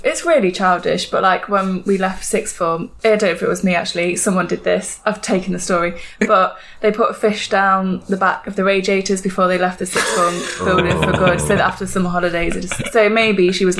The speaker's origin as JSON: {"language": "English", "town": "Burton-on-Trent", "region": "West Midlands", "country": "United Kingdom", "moved": "as an adult", "lives_now": "Norfolk, United Kingdom", "said": "I'm from Burton-on-Trent originally."}